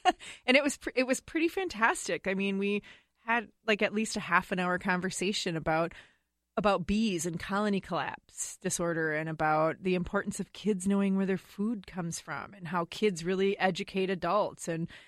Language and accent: English; Wisconsin, United States; now in Woodbury, United States; I'm from Wisconsin, so it's kind of like a mishmash, right?